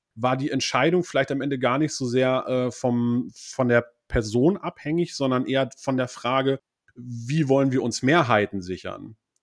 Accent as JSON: {"language": "German", "region": "West Germany", "country": "Germany", "said": "ich kann ja als Westdeutscher"}